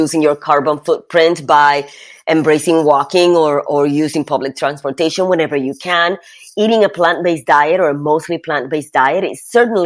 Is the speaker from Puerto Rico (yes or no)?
yes; Puerto Rico; I grew up in Puerto Rico